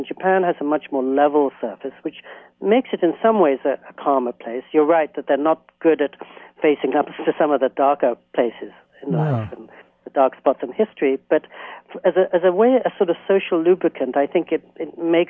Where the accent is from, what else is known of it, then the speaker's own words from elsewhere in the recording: England, United Kingdom; now in United States; When I was a little boy growing up in England, I was so excited to come to the U.S.